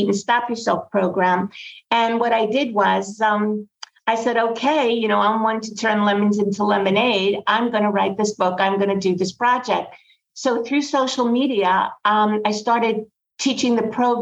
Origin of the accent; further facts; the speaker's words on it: New York City, New York, United States; growing up in Brooklyn